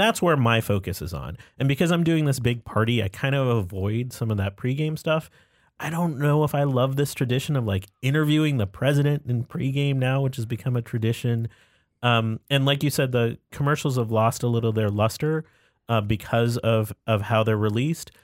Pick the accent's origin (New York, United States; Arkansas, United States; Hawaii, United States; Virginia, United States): New York, United States; Buffalo; I was born in Buffalo, New York.